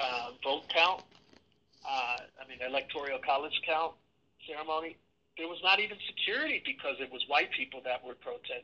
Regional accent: Milwaukee, Wisconsin, United States; born or raised there

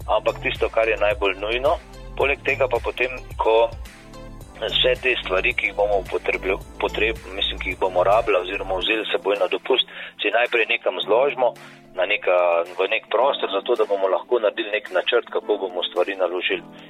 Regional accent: Slovenia; smo Slovenci

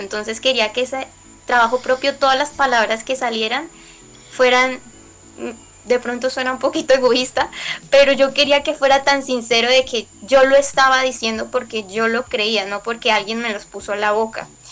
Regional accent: Colombia; como colombiana

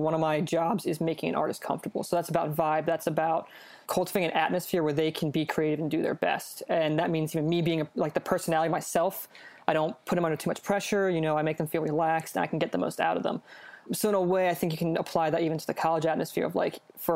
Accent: Philadelphia, Pennsylvania, United States; I grew up in the Philly area

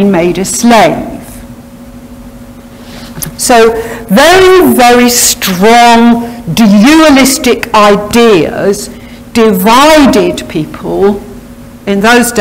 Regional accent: Harrow, London, United Kingdom; also born or lived in Wales; I grew up in the Harrow area and came here when I was a youngster

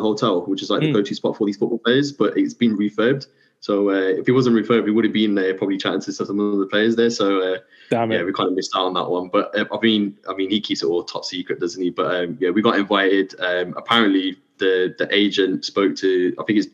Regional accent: England, United Kingdom; I'm English.

